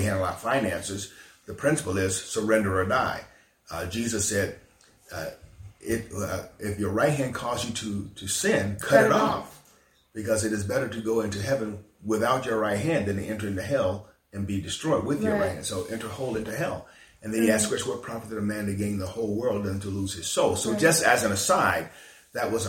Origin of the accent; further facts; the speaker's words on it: Selma, Alabama, United States; my hometown of Selma, not just for the state of Alabama